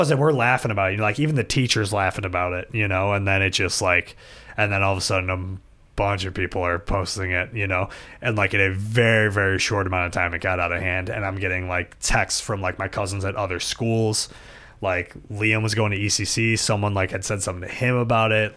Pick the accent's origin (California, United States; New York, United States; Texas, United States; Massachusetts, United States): New York, United States; Buffalo; we grew up in South Buffalo and went to South Buffalo Catholic School